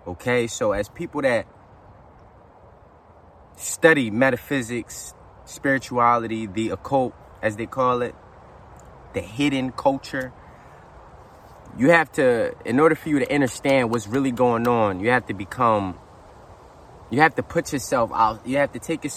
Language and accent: English; Philadelphia, Pennsylvania, United States; the city where I'm from, right? Because I am from Philly.